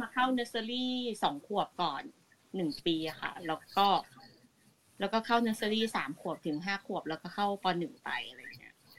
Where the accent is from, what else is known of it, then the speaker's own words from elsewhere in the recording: Thailand; moved away as an adult; now in Japan; เราก็โตที่ไทยมาตลอดเนาะเราก็เรียนที่ไทย